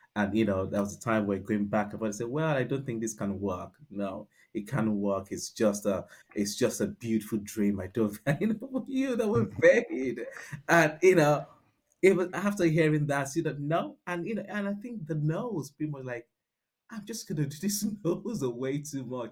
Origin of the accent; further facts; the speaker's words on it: Nigeria; accent: Nigerian; moved away as an adult; also born or lived in United Kingdom; now in London, United Kingdom; born and bred in Nigeria